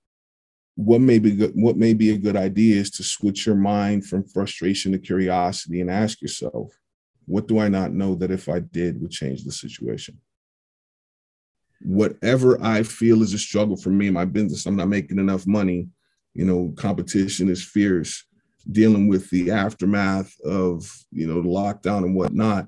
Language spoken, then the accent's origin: English; Pittsburgh, Pennsylvania, United States; get drafted by my favorite team since birth, play there three quarters of my career, and win a championship in my hometown